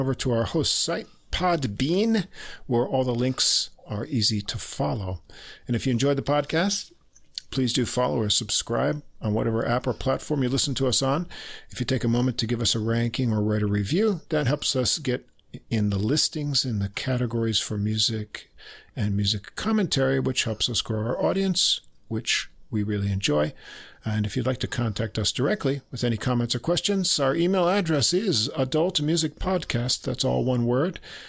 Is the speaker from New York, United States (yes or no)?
yes; Albany, New York, United States; born there; I was born in Albany.